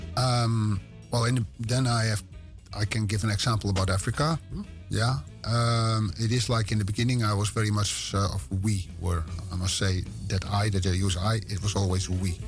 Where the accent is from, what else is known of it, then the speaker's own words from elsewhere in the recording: West Friesland, North Holland, Netherlands; accent: West Frisian; English is a second language; I'm born in Zwartdijk. And ah. I grew up in Howard. And those are two villages next to each other in West Friesland. It's in Noord-Holland